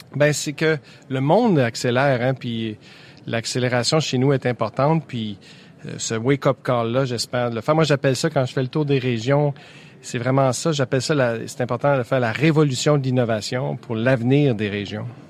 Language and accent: French; Quebec, Canada; chez nous au ah, Québec